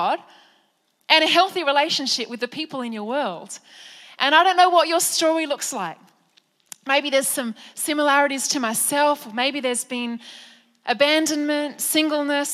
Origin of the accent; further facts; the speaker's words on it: Penrith, New South Wales, Australia; I was raised in Penrith by my beautiful mum